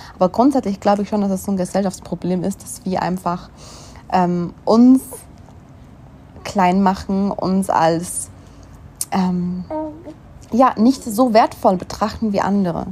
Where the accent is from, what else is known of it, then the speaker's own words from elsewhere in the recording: Switzerland; moved away; mein Heimatland einfach hat, die Schweiz